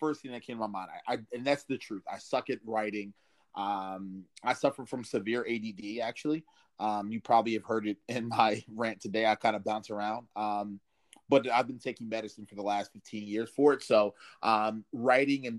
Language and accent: English; Maryland, United States; It takes me 28 minutes to get back to my hometown